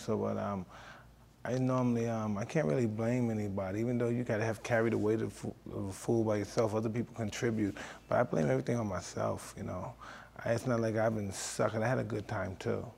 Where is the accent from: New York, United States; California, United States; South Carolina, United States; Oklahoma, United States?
New York, United States; New York City; I come from Brownsville